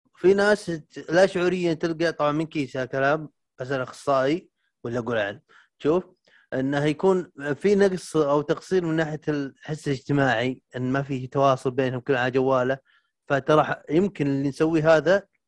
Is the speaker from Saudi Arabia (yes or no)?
yes; Al Jawf Province, Saudi Arabia; هنا عندنا بالجوف